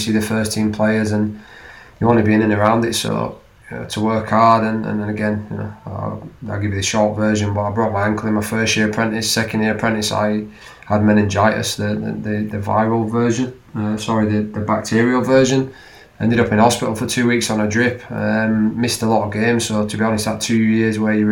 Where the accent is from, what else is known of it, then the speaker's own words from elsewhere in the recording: Leeds, Yorkshire and the Humber, United Kingdom; I was from Leeds.